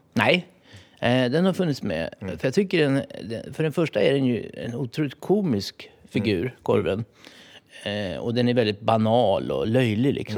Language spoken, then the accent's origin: Swedish; Sälen, Dalarna County, Sweden; Jag, jag är ju uppväxt i i Sälen i Dalarna.